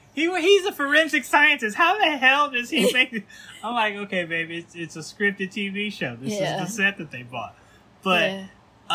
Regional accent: Midwest, United States; now in Los Angeles, United States; I'm from the Midwest.

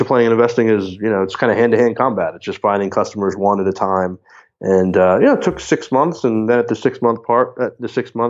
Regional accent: Southern New Jersey, United States; we grew up in Southern New Jersey

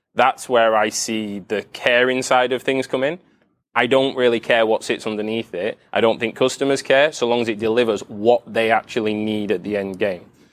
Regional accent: United Kingdom; I'm from the U K.

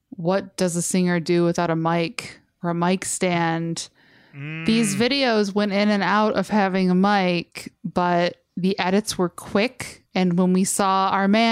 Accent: Westland, Michigan, United States; I grew up in Westland, Michigan, an unremarkable suburb

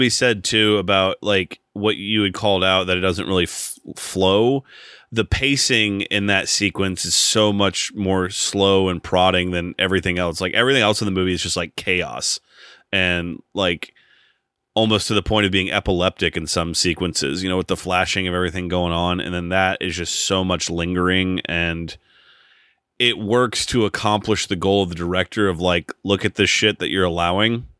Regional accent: United States; as an American and just being growing up here

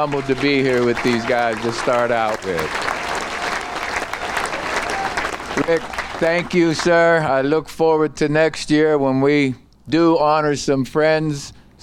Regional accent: Beaver Falls, Pennsylvania, United States; where I was brought up in Beaver Falls

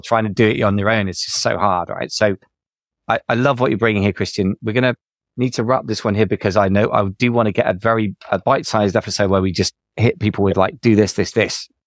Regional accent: United Kingdom; we're both British

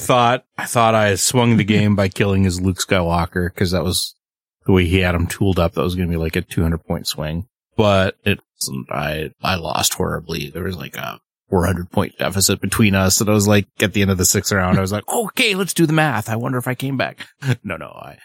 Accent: Canada; I'm a Canadian.

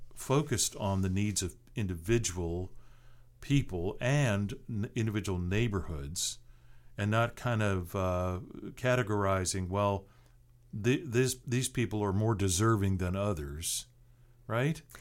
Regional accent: Seattle, Washington, United States; now in Tallahassee, United States; I grew up in a big city. I grew up in Seattle.

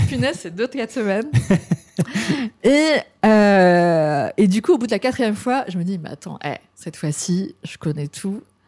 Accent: France; now in Japan; en tant que Français

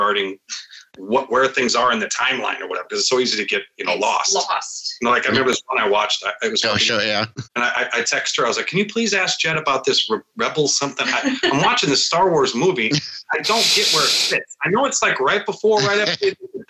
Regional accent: Chicago, Illinois, United States; we're both from the Chicago area. I grew up in a house with three brothers

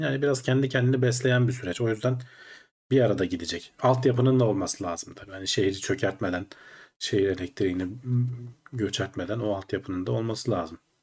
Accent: Ankara, Turkey; Ankaralıyız biz aslında.

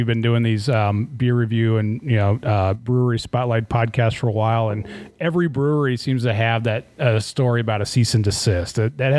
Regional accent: Hillsboro, Oregon, United States; I'm from Hillsboro

